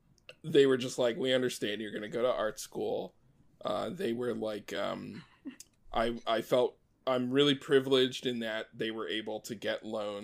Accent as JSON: {"language": "English", "region": "Maryland", "country": "United States", "tie": "born or raised there", "said": "I grew up in Maryland. I grew up in a couple different places. My family moved around a lot when I was a kid, but we sort of ended up in the East Coast of the U.S. in Maryland"}